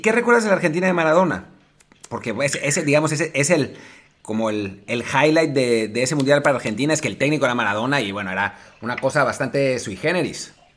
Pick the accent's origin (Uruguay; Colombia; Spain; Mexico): Mexico; yo le digo, de México